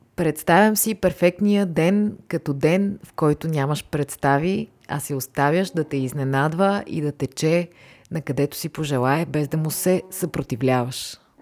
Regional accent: Varna, Varna Province, Bulgaria; now in Sofia, Bulgaria; Иначе съм живяла и във Варна. Там съм израснала, там съм карала училище

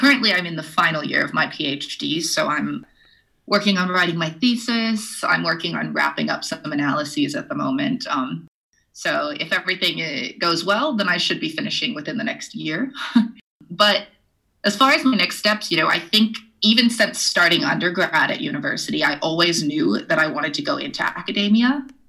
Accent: Edgewood, New Mexico, United States; Well, I'm from Edgewood, New Mexico, which is this really tiny town to the east of Albuquerque, New Mexico, up in the mountains. And that's where I went to high school.

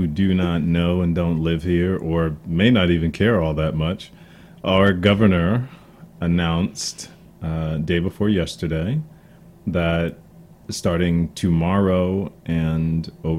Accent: United States; I'm an American. You're an American. We're all Americans.

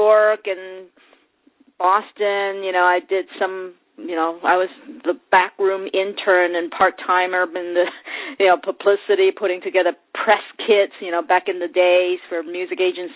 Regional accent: Hong Kong; moved away as an adult; I grew up in Hong Kong, and I actually went to college in Hong Kong

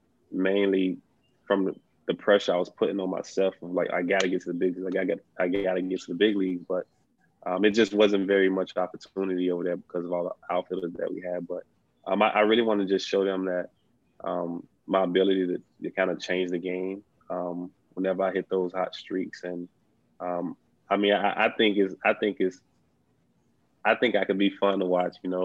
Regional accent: South Mississippi, United States; I'm from South Mississippi

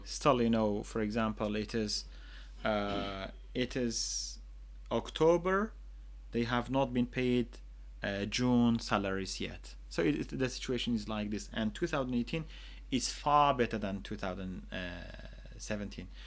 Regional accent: Choman, Kurdistan Region, Iraq; I have lived in the Kurdistan region all my life, and other than two years that I studied outside

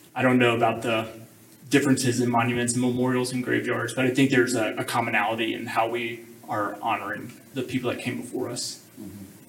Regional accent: Ridgeland, Mississippi, United States; I grew up in Mississippi, um, um, Jackson Metro, Ridgeland was uh, that's close enough where I was born

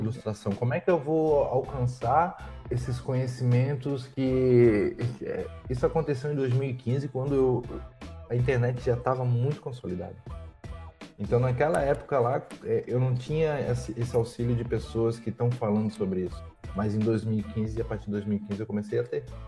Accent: Itajaí, Santa Catarina, Brazil; eu sou de Itajaí

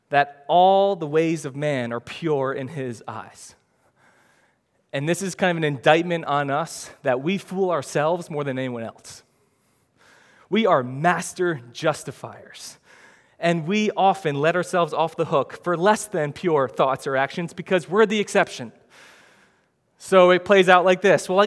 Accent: New Jersey, United States; I know I shouldn't talk like that, but I'm from Jersey, man. And that's how we talk in Jersey. So, yeah, it's not the best, but I mean, I'm from this neighborhood, I'm from this city, this is how I talk.

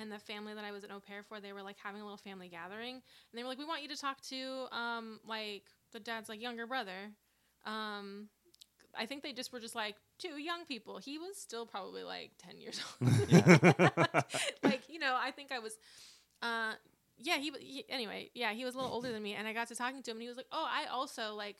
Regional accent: Corning, California, United States; moved away; I lived in Corning. I'm from Corning. What the hell? And Corning is small. It's like, you know, population, I think maybe like 9,000 or something.

